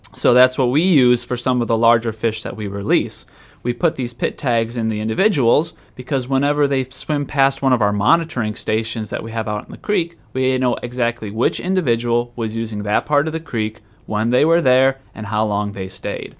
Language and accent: English; Wisconsin, United States; moved away as an adult; also born or lived in Texas; now in Florida, United States; I'm actually originally from Wisconsin